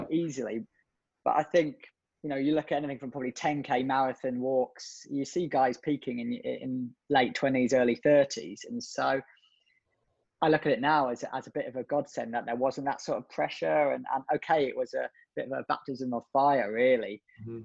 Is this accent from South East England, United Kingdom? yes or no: yes; just south of London, South East England, United Kingdom; now in Liverpool, United Kingdom; originally I grew up just south of London